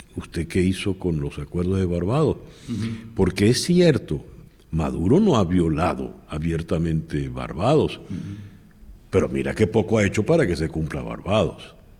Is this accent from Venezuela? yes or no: yes; Venezuela; now in United States; los venezolanos somos un solo bloque, una sola comunidad